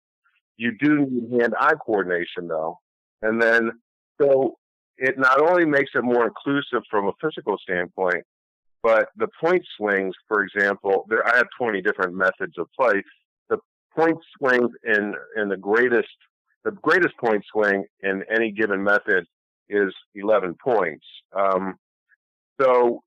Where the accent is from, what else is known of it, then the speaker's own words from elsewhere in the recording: Ashland, Ohio, United States; moved away as an adult; also born or lived in Cleveland, Ohio; now in Buffalo, United States; I was born in Cleveland, Ohio, and grew up in Ohio in a small town called Ashland